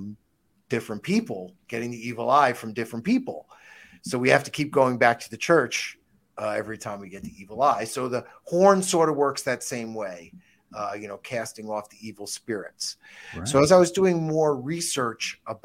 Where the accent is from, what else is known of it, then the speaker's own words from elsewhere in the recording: New York, United States; I grew up in New York